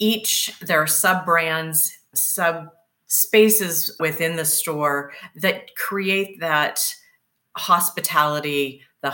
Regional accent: Seattle, Washington, United States; moved away; I'm originally from Seattle.

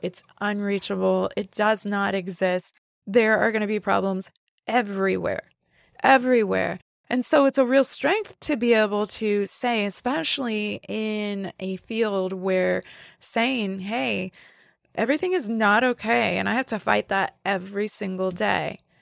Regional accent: the Bible Belt, United States; moved away as an adult; also born or lived in West Coast, United States; now in Midwest, United States; I, I grew up in the Bible Belt, but I lived and had a professional life, and most of my adult life was on the West Coast.

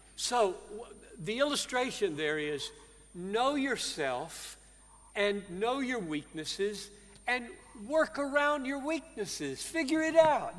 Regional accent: United States; I was born and grew up in The United States

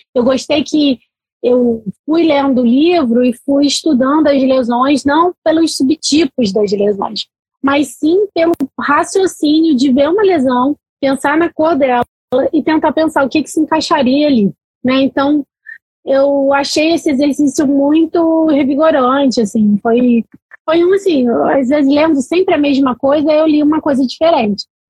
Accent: Salvador, Bahia, Brazil; moved away; eu sou baiana, né? Sou de Salvador

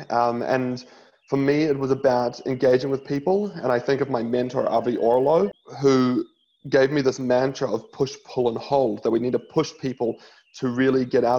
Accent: New Zealand; now in Australia; I grew up in New Zealand

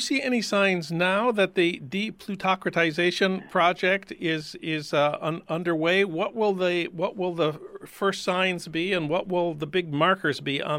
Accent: Saint Paul, Minnesota, United States; That's news from my hometown of St. Paul that you won't get from Garrison Keillor.

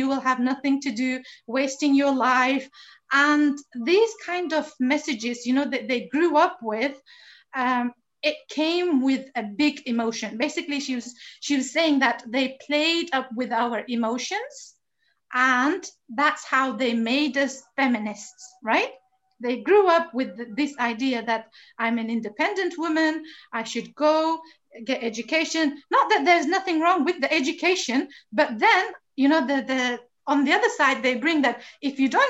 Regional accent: Pakistan; English is a second language; although I was born and raised in Pakistan, which is, you know, a Muslim country, mashallah, and a relatively conservative country as well.

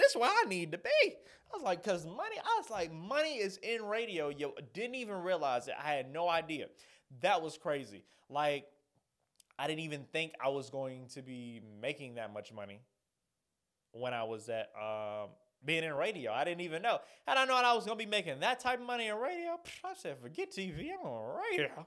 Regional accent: Atlanta, Georgia, United States; stay here in my home city, my home state

